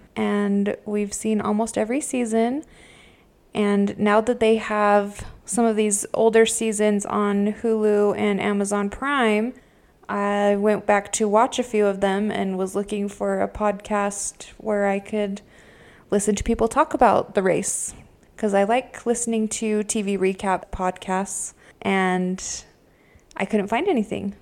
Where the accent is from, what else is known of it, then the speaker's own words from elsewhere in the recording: Utah, United States; we are from Utah